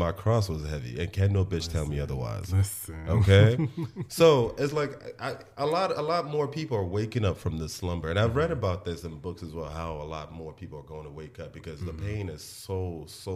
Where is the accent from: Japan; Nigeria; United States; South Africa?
Nigeria; accent: Nigerian; because of where I was born, because I'm Nigerian